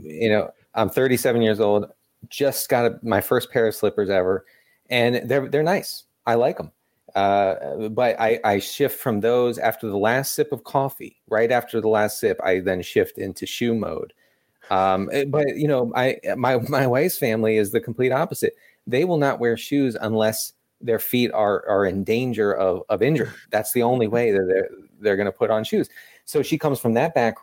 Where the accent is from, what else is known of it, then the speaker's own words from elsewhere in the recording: Maryland, United States; born and raised in Maryland